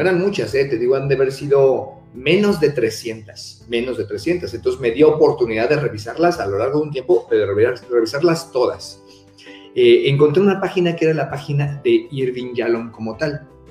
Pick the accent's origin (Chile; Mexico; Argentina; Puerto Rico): Mexico; soy mexicano